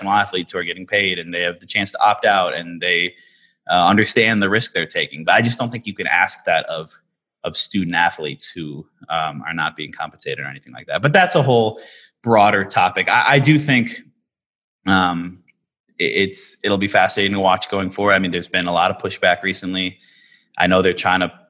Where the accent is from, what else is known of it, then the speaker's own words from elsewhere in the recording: Minnesota, United States; I'm from Minnesota, but I went to Northwestern